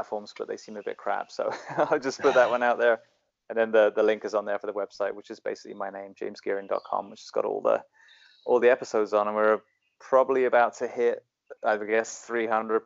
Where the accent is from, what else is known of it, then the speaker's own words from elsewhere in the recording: United Kingdom; now in United States; I'm still British through and through. I mean, I adore living in the US and serving, but yeah, I'm still very ingrained Britishman.